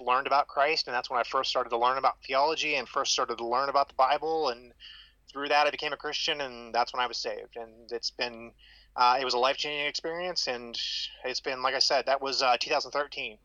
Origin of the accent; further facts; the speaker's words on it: Ohio, United States; also born or lived in Southern Florida; I was born and raised in Ohio